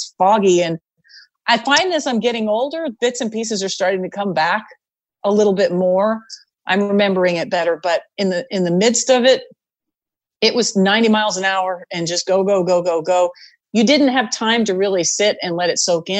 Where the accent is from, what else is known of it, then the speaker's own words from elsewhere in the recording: Canada; moved away as an adult; now in United States; I was from Canada